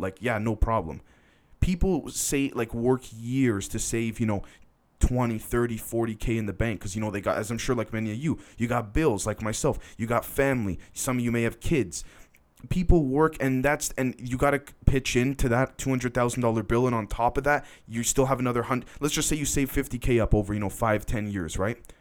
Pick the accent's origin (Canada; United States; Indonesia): Canada; I'm Canadian